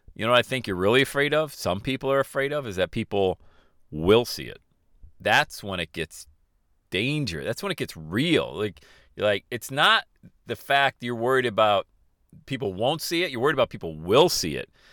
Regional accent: Bradford, Pennsylvania, United States; growing up in Bradford, P

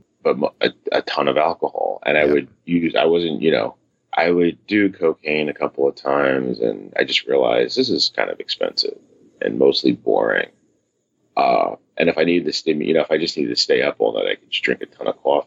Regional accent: New York, United States; I grew up here in New York, typical New York style family upbringing

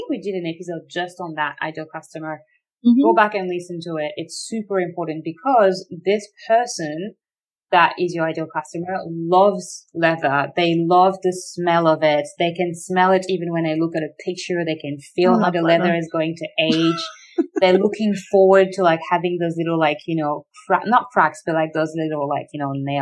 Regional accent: Australia; as an Australian

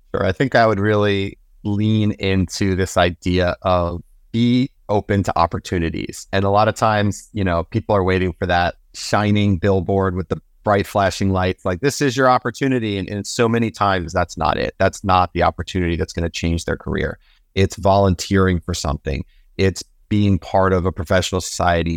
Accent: New Jersey, United States; my home state of New Jersey

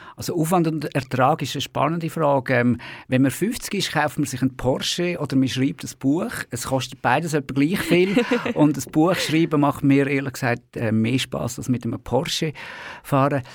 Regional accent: Baden, Aargau, Switzerland; in der Region Baden, wo ich aufgewachsen bin

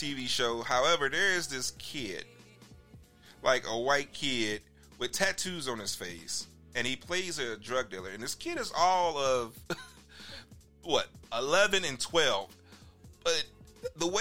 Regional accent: Chicago, Illinois, United States; I'm from Chicago

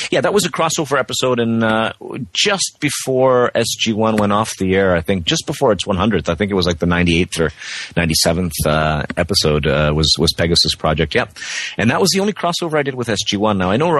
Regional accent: West Coast, United States; first language Czech; also born or lived in Prague; Well, I mean, I am Czech. I was born in Prague. I speak Czech at home here with my family. But because I grew up on the West Coast, I don't have the accent native to me.

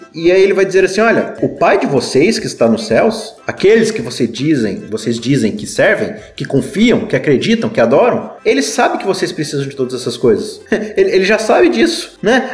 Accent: Brazil; a gente, como bom brasileiro

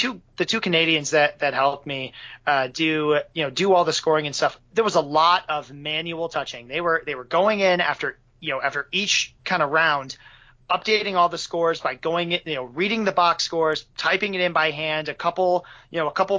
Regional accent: Michigan, United States; I'm from Michigan

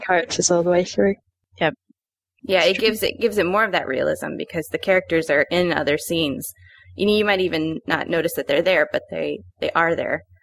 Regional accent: Los Angeles, California, United States; growing up in Los Angeles

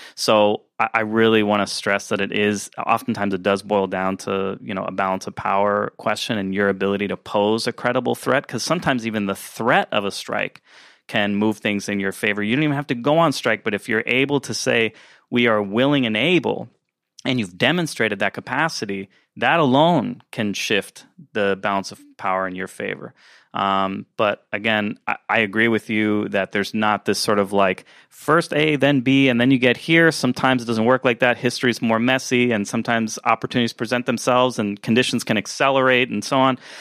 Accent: Florida, United States; now in North Carolina, United States; in Florida, uh, my home state

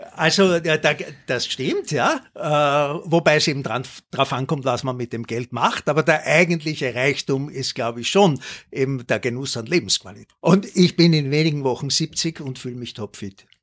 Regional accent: Linz, Upper Austria, Austria; moved away; also born or lived in Schärding / Waldviertel; ich bin in Scherding geboren und in Linz dann aufgewachsen

